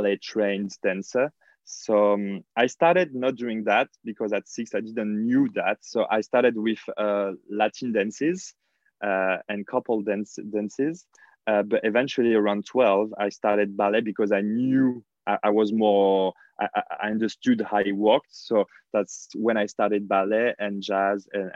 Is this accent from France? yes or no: yes; near Lyon, Auvergne-Rhône-Alpes, France; moved away; I'm from in between the center and the south of France. The biggest city near my hometown is called Lyon.